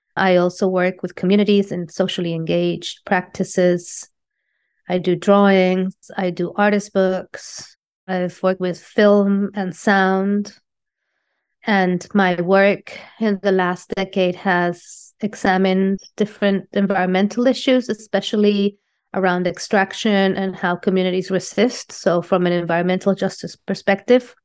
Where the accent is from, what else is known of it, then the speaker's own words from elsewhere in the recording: Colombia; moved away as an adult; also born or lived in London, United Kingdom / Puerto Rico / New York, United States; now in Los Angeles, United States; I was born in London in 1978 from Colombian parents. And uh, I moved back to Colombia when I was six years old. I went to art school in Colombia